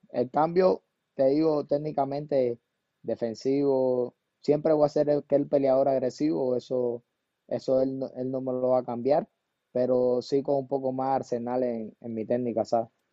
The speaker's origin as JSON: {"language": "Spanish", "region": "Camagüey", "country": "Cuba", "tie": "born or raised there", "moved": "yes"}